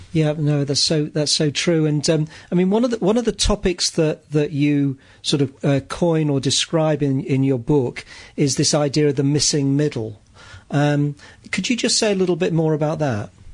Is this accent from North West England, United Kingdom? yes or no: yes; Manchester, North West England, United Kingdom; I grew up in Manchester, which was where the industrial revolution started